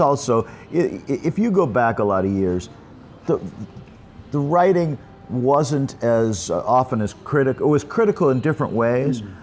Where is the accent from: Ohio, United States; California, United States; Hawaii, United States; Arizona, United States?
California, United States; Los Angeles; moved away as an adult; also born or lived in Michigan / New York; now in Pattaya, Thailand; I grew up in California, in Los Angeles. Uh, lived there until I uh, got out of college, UCLA